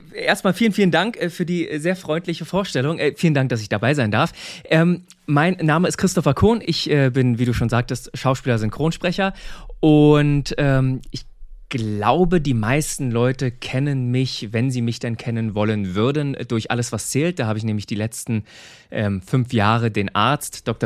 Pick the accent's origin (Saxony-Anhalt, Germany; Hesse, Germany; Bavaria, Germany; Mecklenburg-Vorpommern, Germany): Saxony-Anhalt, Germany; Seehausen; moved away as an adult; also born or lived in Cologne; ich komme ursprünglich aus Sachsen-Anhalt, aus einem ganz kleinen Ort, Seehausen heißt